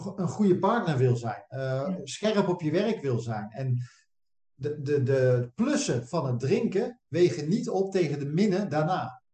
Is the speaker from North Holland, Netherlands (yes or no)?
no; Westland, South Holland, Netherlands; wij komen uit het Westland, hè, hier onder Den Haag.